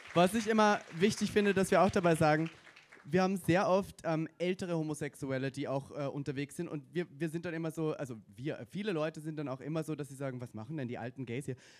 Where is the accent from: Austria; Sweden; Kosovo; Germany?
Austria; bei mir in Österreich